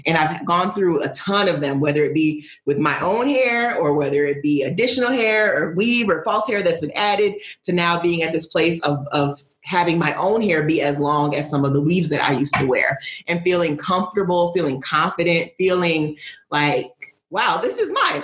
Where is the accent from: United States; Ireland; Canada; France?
United States; Midwest; also born or lived in Northeast United States; now in Northeast, United States; I am a Nigerian American woman living in the United States, grew up in the Midwest, now living on the Northeast